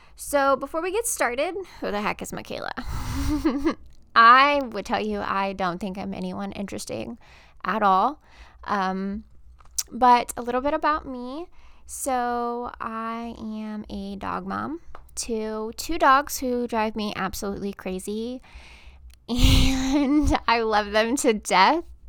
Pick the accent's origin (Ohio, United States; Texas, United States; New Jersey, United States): Texas, United States; moved away as an adult; now in Georgia, United States; I am originally from Texas. I lived in Texas my whole life, born and raised.